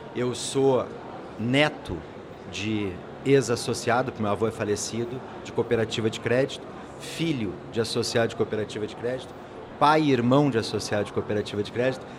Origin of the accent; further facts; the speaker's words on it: Brazil; A gente tem um problema como brasileiro